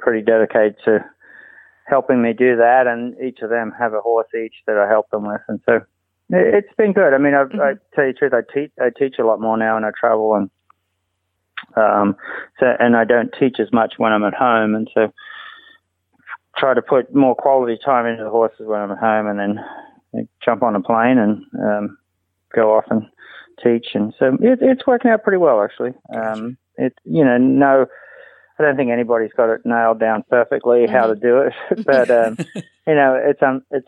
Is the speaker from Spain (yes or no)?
no; Australia; now in United States; I was born and raised in Australia